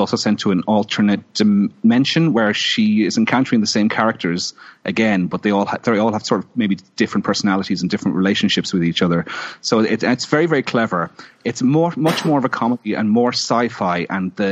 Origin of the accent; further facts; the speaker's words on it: Ireland; being Irish